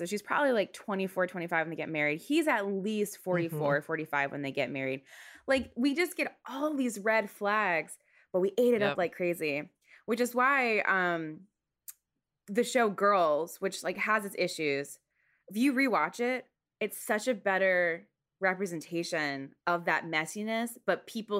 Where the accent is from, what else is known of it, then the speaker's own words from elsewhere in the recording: Stafford, Virginia, United States; also born or lived in Seoul; I'm from Stafford. I don't want to live in Stafford, Virginia anymore. And my dad was in the military. So when I was younger, at one point we lived in Seoul.